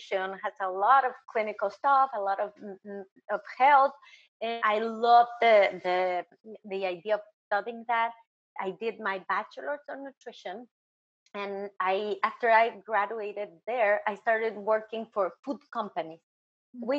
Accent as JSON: {"language": "English", "country": "Mexico", "also_born_or_lived": "New York, United States", "moved": "as an adult", "lives_now": "South Florida, United States", "said": "I'm from Mexico"}